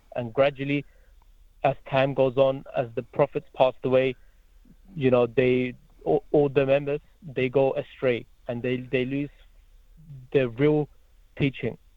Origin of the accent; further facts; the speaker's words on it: Croydon, London, United Kingdom; moved away as an adult; also born or lived in Germany; now in Hamilton, New Zealand; that's where I lived for almost, you know, 12 to 13 years in Croydon, South London